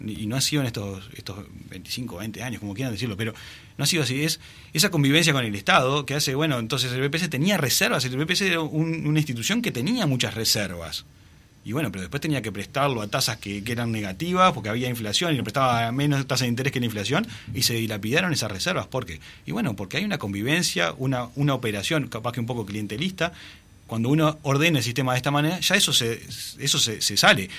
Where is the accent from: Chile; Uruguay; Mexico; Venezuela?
Uruguay; como uruguayos